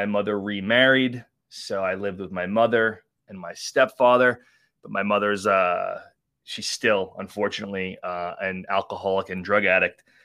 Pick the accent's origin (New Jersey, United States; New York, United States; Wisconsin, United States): New York, United States; Long Island; born or raised there